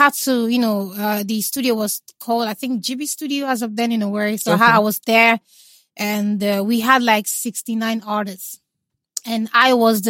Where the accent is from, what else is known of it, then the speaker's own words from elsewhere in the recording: Imo, Nigeria; I'm not Jamaican. I'm a full Igbo girl.